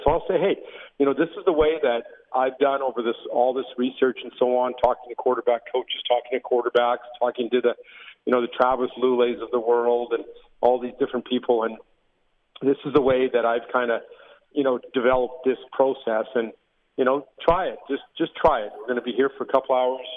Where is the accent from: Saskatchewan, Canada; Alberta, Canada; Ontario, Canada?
Saskatchewan, Canada; Regina; as a little little guy growing up in Taylor Field